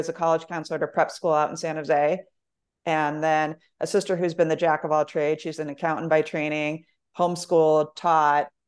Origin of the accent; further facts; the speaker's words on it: Germany; born there; my dad was in the military, so I was actually born overseas.